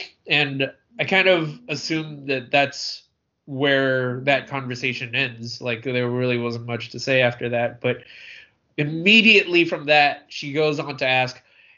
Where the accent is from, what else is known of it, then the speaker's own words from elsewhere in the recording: Hong Kong; born there; well, I was born in Hong Kong, and that's kind of where I stop my part of the conversation.